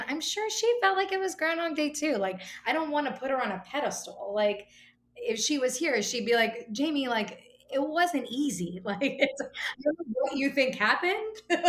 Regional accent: Miami, Florida, United States; moved away as an adult; also born or lived in New York; And I am originally from Miami, where I am now. I actually lived in New York for about 14 years and moved back with the rest of the Northeast to Miami in January.

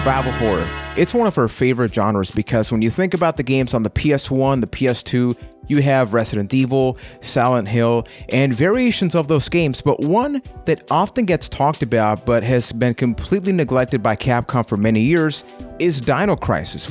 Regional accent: Puerto Rico; I am from Puerto Rico

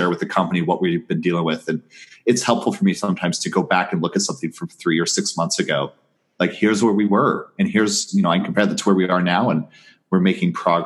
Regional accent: Southwest Missouri, United States; I'm this kid from Southwest Missouri

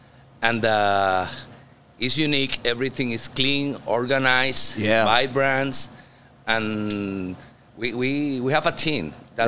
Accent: Puerto Rico; English is a second language; now in Florida, United States

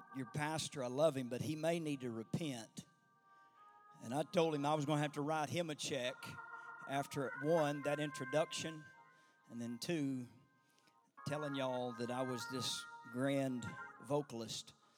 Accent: the South, United States; I'm not from this far north

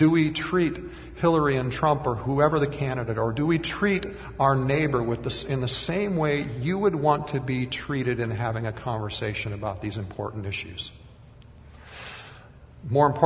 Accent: Minnesota, United States; even at 5 years old growing up in Minnesota

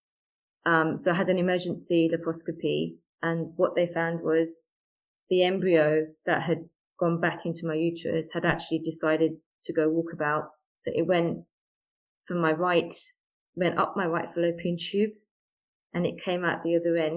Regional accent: United Kingdom; I'm British Asian by background

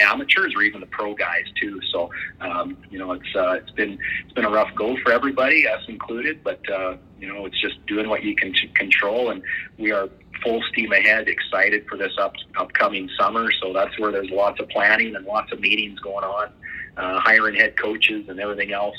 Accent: Medicine Hat, Alberta, Canada; in my hometown

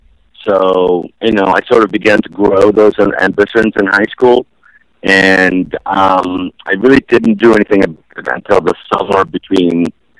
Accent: Ukraine; born there; I was born in Ukraine.

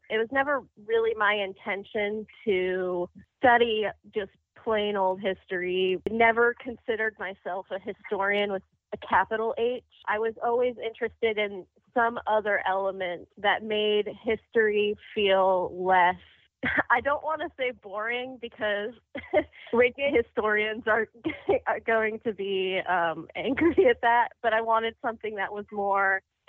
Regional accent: South Florida, United States; Growing up in South Florida

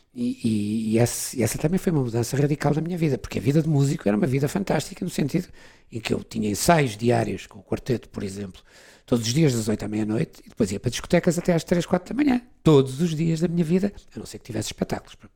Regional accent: Portugal; moved away as an adult; also born or lived in London; Fui-me embora de Portugal, saí de Portugal.

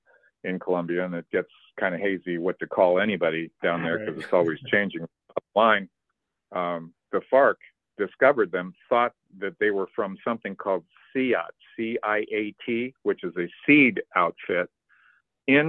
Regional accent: La Jolla, California, United States; also born or lived in Edisto Island, South Carolina / Aiken, South Carolina; La Jolla, California

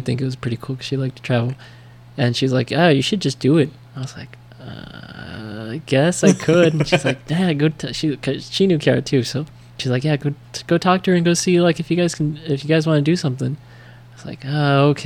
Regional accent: United States; accent: American; my American accent

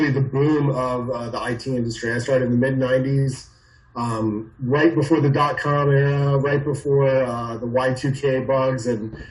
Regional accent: Phoenix, Arizona, United States; also born or lived in California / New York; I was born in California, lived in upstate New York, and then ultimately um, grew up, you know, through my high school and, and beyond years in Phoenix, Arizona

